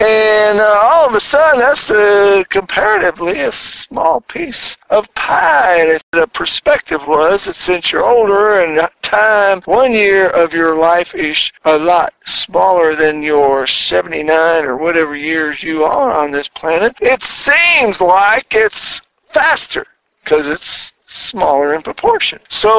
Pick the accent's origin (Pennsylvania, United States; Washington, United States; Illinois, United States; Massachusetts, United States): Pennsylvania, United States; Philadelphia; now in Chattanooga, United States; me and my Philly twin, we came from Philadelphia to work in Chattanooga, and we've already been here for 8 months